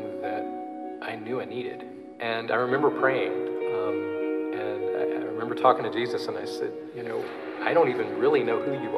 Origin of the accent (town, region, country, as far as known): Louisville, Kentucky, United States; born or raised there